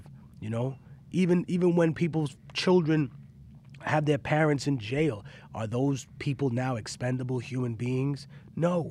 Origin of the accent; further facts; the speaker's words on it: New York City, New York, United States; also born or lived in Peru; I grew up in Harlem